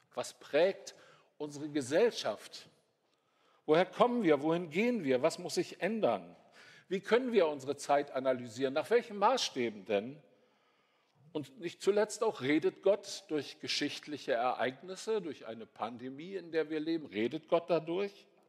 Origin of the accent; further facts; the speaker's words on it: North Sea coast, Germany; ich bin an der Nordseeküste aufgewachsen